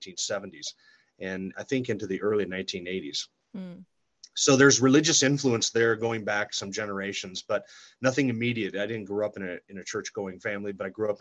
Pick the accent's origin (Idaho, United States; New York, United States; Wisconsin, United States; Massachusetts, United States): Idaho, United States; Sandpoint; also born or lived in California; I grew up here in Sandpoint, went to school here, graduated high school in 1990.